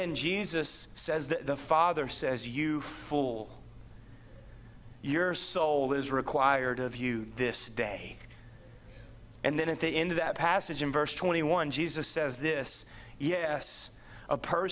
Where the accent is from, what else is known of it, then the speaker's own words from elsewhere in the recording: United States; I happen to be raised in the land of the free and the home of the brave